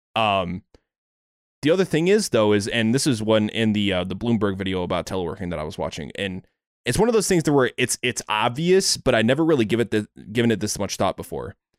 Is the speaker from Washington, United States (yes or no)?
yes; Seattle, Washington, United States; I'm from Seattle